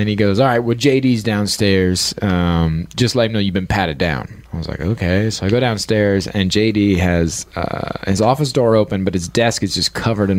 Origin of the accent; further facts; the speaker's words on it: Marion, Ohio, United States; where I grew up in Marion, Ohio, we are known for the Popcorn Festival.